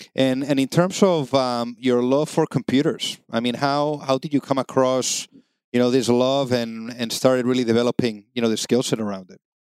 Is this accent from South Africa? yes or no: no; Spain; now in United States; I'm from Spain